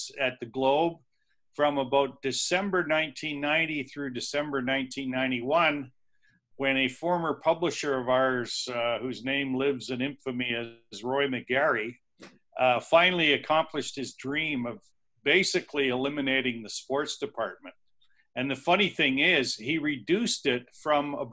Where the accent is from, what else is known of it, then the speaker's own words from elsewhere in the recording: Niagara Peninsula, Ontario, Canada; I grew up in the Niagara Peninsula, actually.